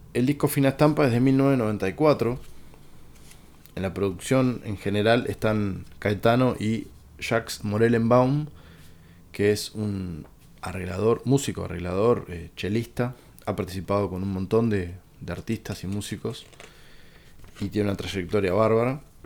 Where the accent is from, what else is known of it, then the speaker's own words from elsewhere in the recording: Uruguay; como uruguayo